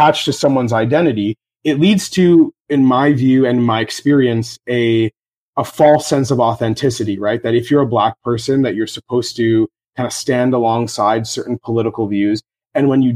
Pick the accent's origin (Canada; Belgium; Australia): Canada; Toronto, Ontario; my hometown of Toronto